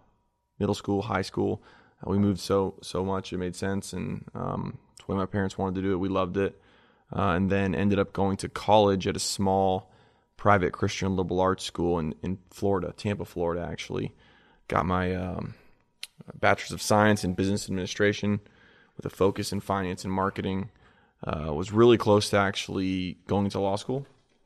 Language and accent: English; New Zealand; also born or lived in Delaware; Born in Delaware. My dad was kind of a serial entrepreneur of sorts, had a bunch of different ventures. He actually owned a greenhouse down there and ended up selling that, and we moved to New Zealand. So I grew up in New Zealand, my childhood.